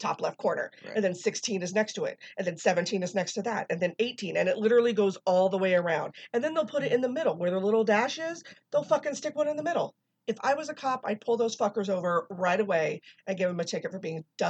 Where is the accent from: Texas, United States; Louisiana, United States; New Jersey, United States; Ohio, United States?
Texas, United States; Shoot, I'm from Texas. We don't do this shit.